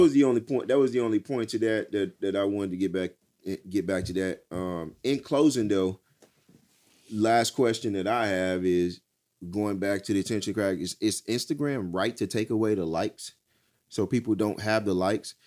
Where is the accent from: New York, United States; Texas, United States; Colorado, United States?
Texas, United States; I'm from Texas.